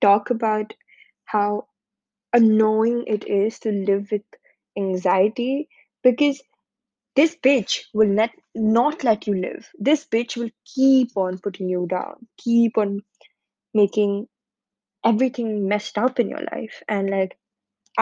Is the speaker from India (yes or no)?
yes; India; moved away as an adult; now in United Kingdom; I'm from India, currently studying in the UK